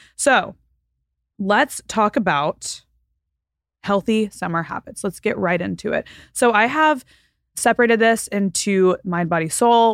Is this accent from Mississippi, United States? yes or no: no; Texas, United States; also born or lived in Florida Panhandle, United States; now in Southern California, United States; And then I moved to Texas, and now I live in Southern California.